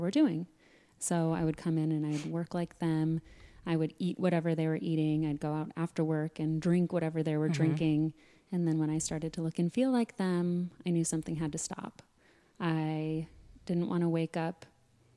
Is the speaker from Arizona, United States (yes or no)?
yes; Sedona, Arizona, United States; growing up in Sedona